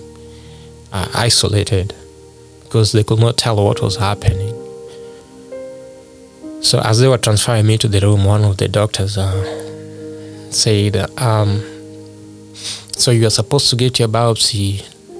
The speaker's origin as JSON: {"language": "English", "country": "Kenya", "moved": "yes", "said": "I'm originally from Kenya"}